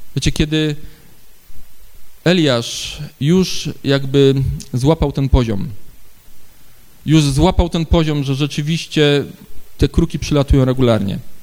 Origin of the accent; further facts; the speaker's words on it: Ustroń, Silesian Voivodeship, Poland; u nas w Ustroniu